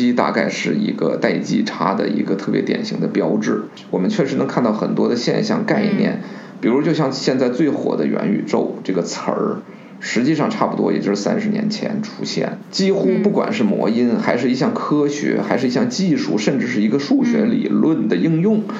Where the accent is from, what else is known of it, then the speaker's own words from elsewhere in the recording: China; 人我们中国人讲的人心向背嘛，对不对？